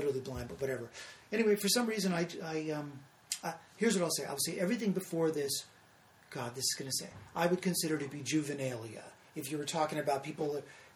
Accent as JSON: {"language": "English", "region": "California", "country": "United States", "said": "I was from California"}